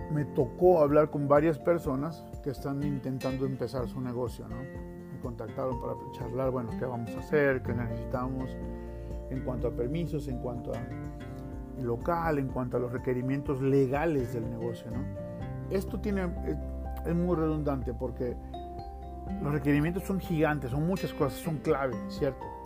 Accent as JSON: {"language": "Spanish", "country": "Mexico", "said": "yo soy mexicano"}